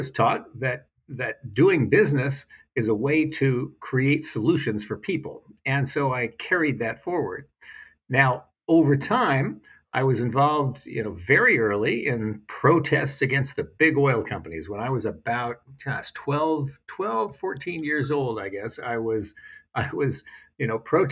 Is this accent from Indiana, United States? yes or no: no; Silicon Valley, California, United States; I was growing up in Silicon Valley.